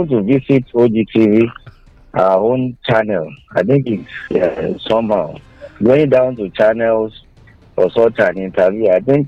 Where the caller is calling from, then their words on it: Ayetoro, Ogun State, Nigeria; I'm calling from Ayeto.